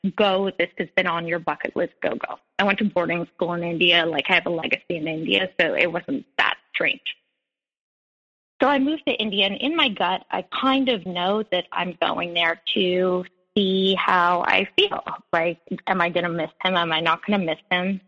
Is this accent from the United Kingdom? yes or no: no; Montreal, Quebec, Canada; now in New York, United States; I'm Canadian. I live in New York, but I'm a Montrealer, and I grew up in a house